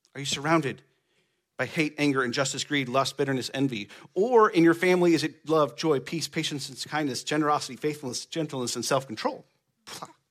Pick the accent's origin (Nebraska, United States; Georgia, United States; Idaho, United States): Nebraska, United States; Baird; I grew up on a farm in the middle of nowhere in Nebraska, Baird, Nebraska.